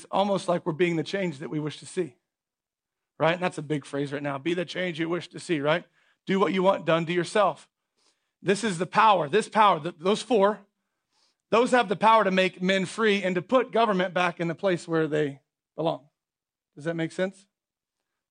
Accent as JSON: {"language": "English", "country": "United States"}